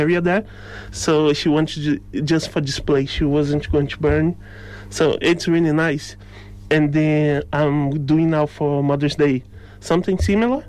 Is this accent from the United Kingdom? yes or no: no; Rio de Janeiro, Brazil; English is a second language; moved away as an adult; now in Roscommon, Ireland; I'm from Rio